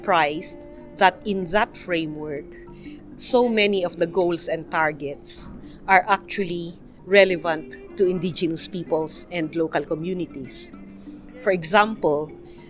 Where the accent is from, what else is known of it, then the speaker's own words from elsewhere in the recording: Cordillera Administrative Region, Philippines; I'm Ibaloy Igorot from the Cordillera, Philippines